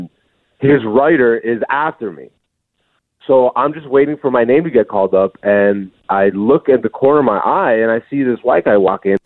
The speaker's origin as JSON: {"language": "English", "country": "Greece", "tie": "born or raised there", "also_born_or_lived": "Ethiopia (ancestry) / Hamilton, Canada", "moved": "yes", "said": "I was born in Greece, but I am Ethiopian. Both my parents are Ethiopian"}